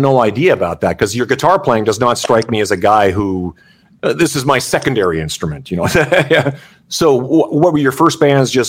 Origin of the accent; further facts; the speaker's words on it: Canada; I think it's that's kind of the beauty of being Canadian